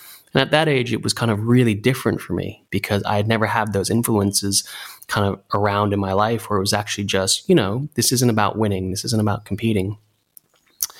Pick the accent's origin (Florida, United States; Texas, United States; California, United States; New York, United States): California, United States; Santa Monica; also born or lived in New Zealand; we moved to Santa Monica, California, where I grew up